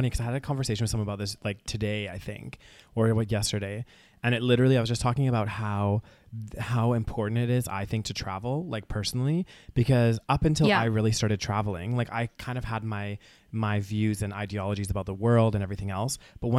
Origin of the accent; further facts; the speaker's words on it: Calgary, Alberta, Canada; from Calgary, especially like a very kind of, you know, nice sheltered little city, you know, that's, you know, all of these things.